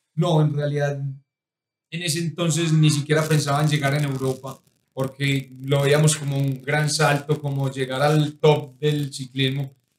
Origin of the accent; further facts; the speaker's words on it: La Ceja, Antioquia, Colombia; moved away; also born or lived in United Arab Emirates; me gusta mi tierra, me gusta Colombia